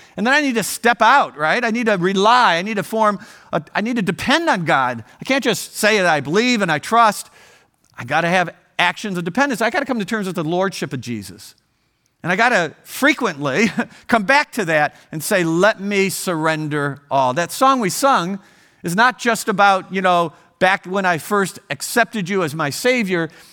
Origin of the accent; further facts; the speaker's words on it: Ohio, United States; moved away as an adult; I grew up in Ohio, and we raised our family there, and in our fifties, we left Ohio